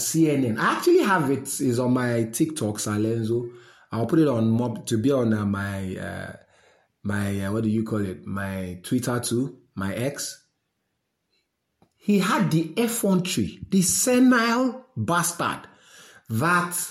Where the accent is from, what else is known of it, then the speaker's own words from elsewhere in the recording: Nigeria; I'm a Nigerian